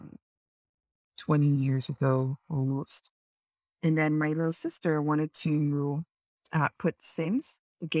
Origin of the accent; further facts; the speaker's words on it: Israel; moved away as an adult; now in Canada; I'm from Israel originally, and I moved to Canada 4.5 years ago